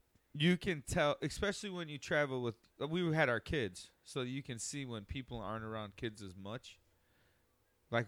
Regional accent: Aurora, Illinois, United States; I'm from Aurora

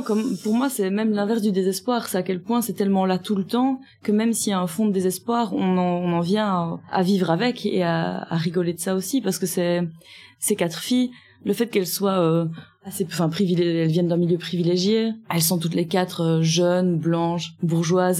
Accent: Vitrival, Wallonia, Belgium; dans mon village natal

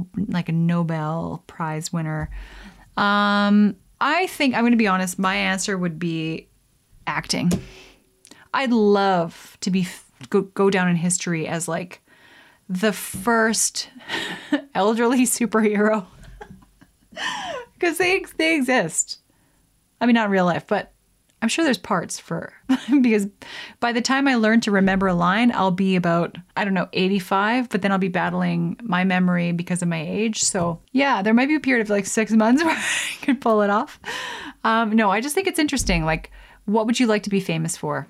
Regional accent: Canada; as a Canadian

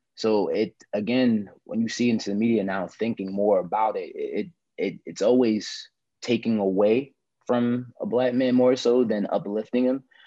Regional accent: Newark, New Jersey, United States; I'm a Newark, New Jersey actor, model, filmmaker

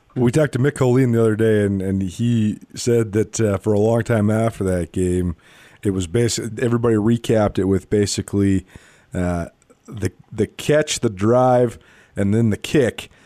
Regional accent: Missoula, Montana, United States; I grew up in Missoula. We moved to Missoula in 1993.

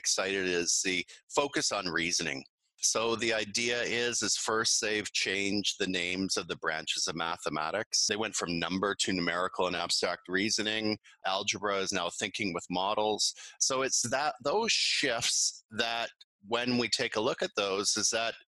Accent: Canada; moved away as an adult; now in Beijing, China; I'm a Canadian. I've been living and teaching internationally since 2006.

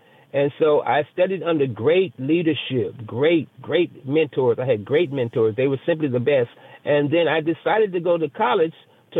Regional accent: Memphis, Tennessee, United States; now in Las Vegas, United States; I'm from Memphis, and Memphis is a very historic and a very, very, very talented city.

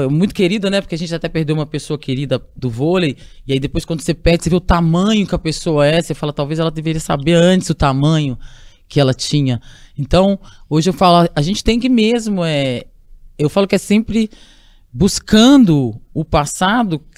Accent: Minas Gerais, Brazil; also born or lived in world; Tem muita gente que nem sabe que eu sou mineira, né? E mineira raiz.

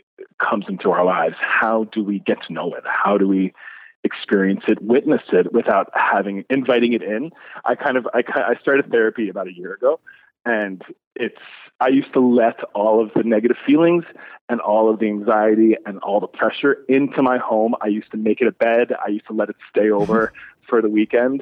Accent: Newfoundland and Labrador, Canada; growing up in Newfoundland with such an Irish Catholic family

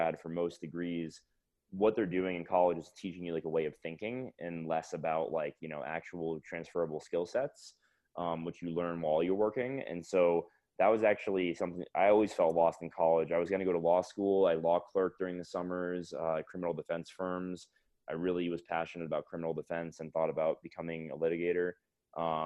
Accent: Fort Lauderdale, Florida, United States; moved away as an adult; also born or lived in Atlanta, Georgia / Connecticut / Seattle; now in Denver, United States; I grew up in South Florida in Fort Lauderdale

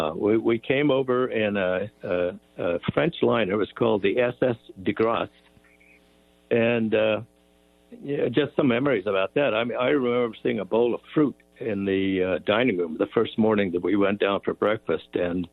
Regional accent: South East England, United Kingdom; Well, lots of memories of air raids and air raid sirens. You know, we were only about 3 miles from the Vickers aircraft factory, so there were lots of air raids.

